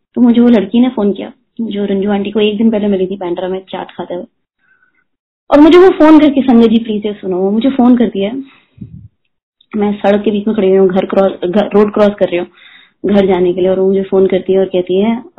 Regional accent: Delhi, India; moved away as an adult; now in Mumbai, India; मैं दिल्ली से पली बड़ी हूँ बट मैंने दिल्ली फॉर गुड छोड़ दिया था

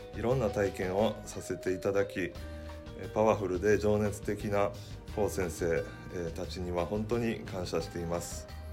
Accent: Takasago, Hyogo, Japan; お腹にいる時から高砂教会に通い生まれてからも自動的に、えー、連れて行ってもらっていました

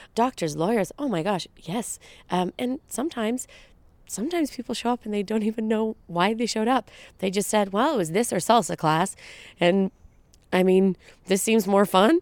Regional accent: Brampton, Ontario, Canada; now in Toronto, Canada; I'm an actress and writer and producer, hailing from Brampton, Ontario, just outside of Toronto

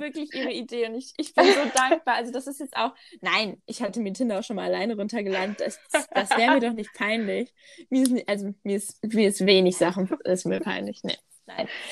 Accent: Ruhr area, North Rhine-Westphalia, Germany; ich komme ja wirklich richtig aus dem Ruhrgebiet

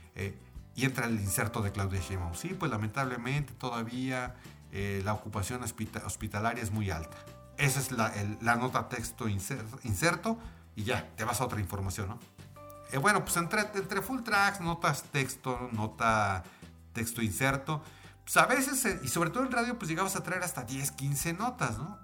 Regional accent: Mexico City, Mexico; en mi país, que es México, en la Ciudad de México

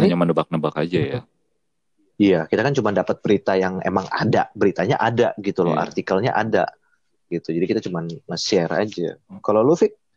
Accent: Manado, North Sulawesi, Indonesia; misalnya dari daerah asal gue ya Manado udah itu manusia-manusia di sana tuh udah bertahun-tahun makan kelelawar coy

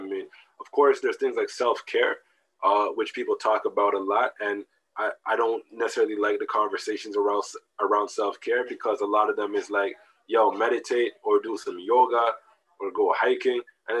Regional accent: Jamaica; But even within me being a Jamaican person, I can't open up to every Jamaican person on the planet

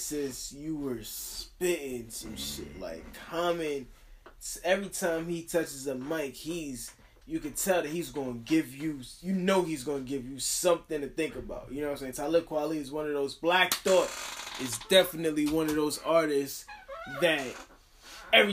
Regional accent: New York, United States; I'm coming from New York

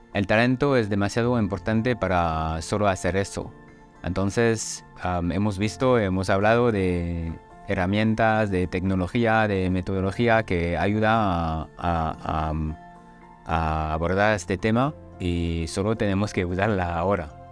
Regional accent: France; Spanish is a second language; now in Germany; soy francés, vivo en Alemania y, trabajo en alemán y en inglés.

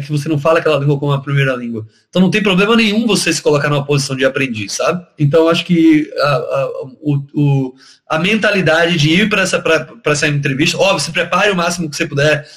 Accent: Salvador, Bahia, Brazil; moved away as an adult; also born or lived in Porto Alegre, Rio Grande do Sul; eu sou natural de Porto Alegre, meu pai é gaúcho, ah, mas eu cresci na época de colégio e tal. Eu cresci em Salvador, Bahia

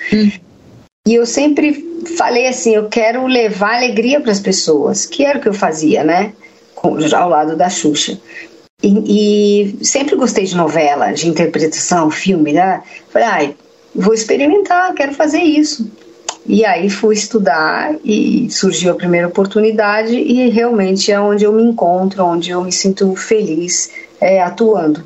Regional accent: São Paulo, Brazil; Eu sou da Vila Sônia, que é um bairro de São Paulo. Cresci ali

